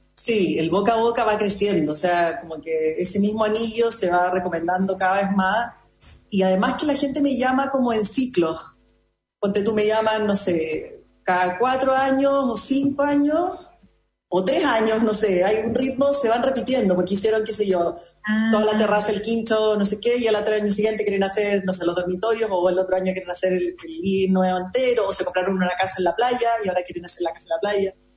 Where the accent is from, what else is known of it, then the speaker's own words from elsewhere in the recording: Chile; also born or lived in Madrid, Spain; Acá en Chile